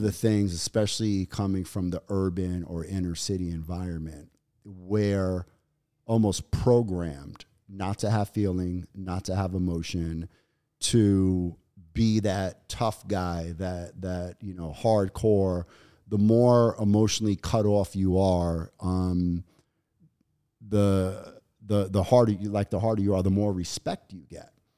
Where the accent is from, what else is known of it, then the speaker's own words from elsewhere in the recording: New York City, New York, United States; growing up in New York and, and Brooklyn, during the, the eighties and nineties